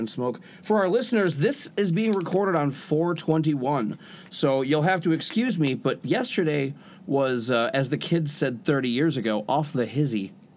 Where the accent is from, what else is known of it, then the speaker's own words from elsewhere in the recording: United States; accent: American; I speak American.